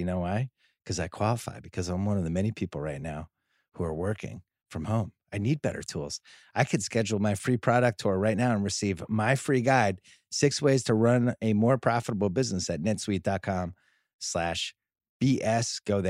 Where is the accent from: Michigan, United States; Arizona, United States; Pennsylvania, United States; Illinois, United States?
Pennsylvania, United States; Philadelphia; We're both from Philly.